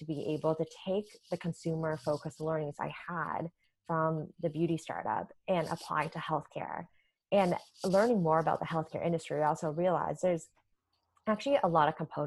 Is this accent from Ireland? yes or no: no; Canada; moved away as an adult; also born or lived in New York; now in United States; it was also my first time living in the US. I'm originally from Canada.